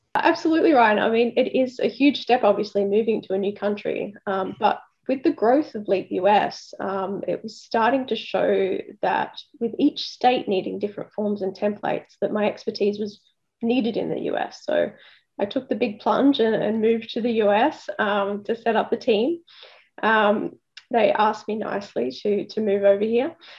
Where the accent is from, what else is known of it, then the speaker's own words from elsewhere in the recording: Sydney, New South Wales, Australia; I'm actually from Sydney, so I, I, grew up about 40 minutes south of the city in an area called uh, the Sutherland Shire